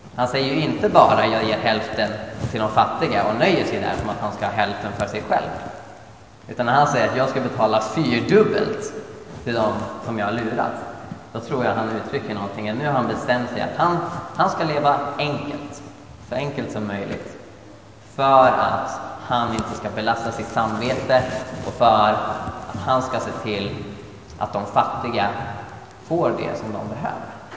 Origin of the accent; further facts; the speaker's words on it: Sweden; jag var från Sverige.